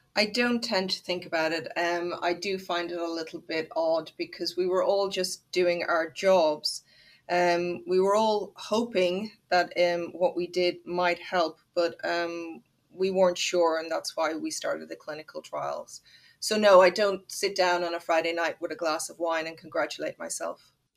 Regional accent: Ireland; I'm Irish

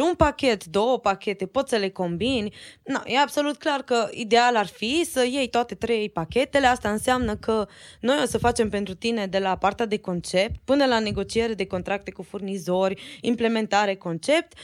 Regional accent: Romania; noi suntem din România

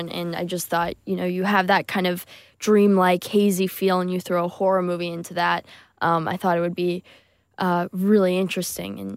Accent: United Kingdom; We're British, so we have

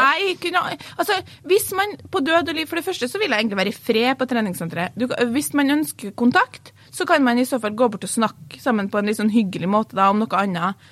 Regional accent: Trondheim, Trøndelag, Norway; accent: Trøndersk; hvor er du fra? Så sier jeg Trondheim

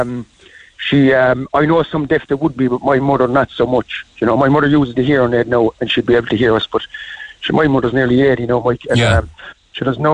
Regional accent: Ireland; I'm an Irishman, proud Irishman

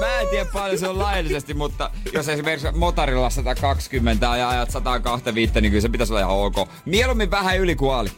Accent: Seinäjoki, South Ostrobothnia, Finland; mä oon seinältä kotoisin

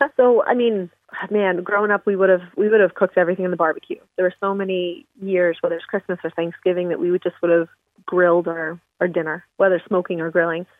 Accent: Philadelphia, Pennsylvania, United States; also born or lived in Missouri; I'm from Philadelphia on the East Coast

